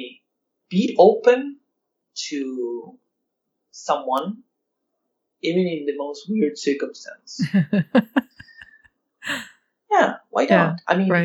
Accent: Argentina; I'm from Argentina

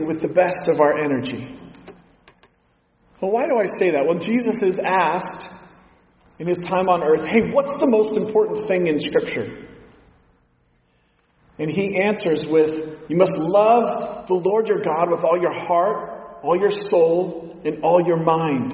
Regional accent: Pacific Northwest, United States; growing up in the Pacific Northwest, I've been outdoors a lot

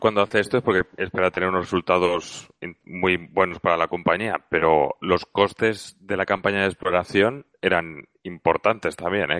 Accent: Spain; desde España hoy como español

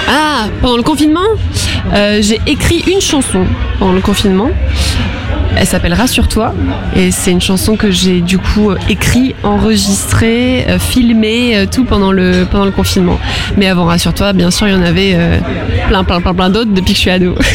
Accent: Arcachon Basin, Nouvelle-Aquitaine, France; j'ai toujours vécu sur le bassin d'Arcachon. J'ai grandi euh, sur le bassin.

